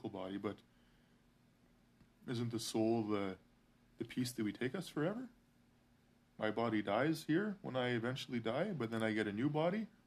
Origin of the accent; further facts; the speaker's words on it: Canada; I'm Canadian